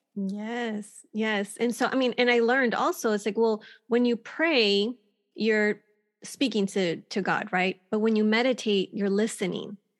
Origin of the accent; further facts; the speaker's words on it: Texas, United States; moved away as an adult; now in California, United States; I was born and raised in Texas and, um, lived on the border in Texas in a small town